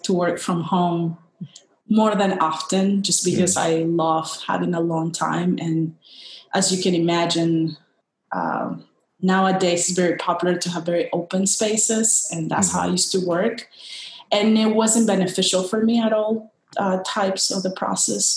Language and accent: English; Guayaquil, Guayas, Ecuador; moved away as an adult; now in Washington, D.C., United States; I'm originally from Ecuador, a town in Ecuador near the Pacific coast, Guayaquil. I grew up there, all my family's there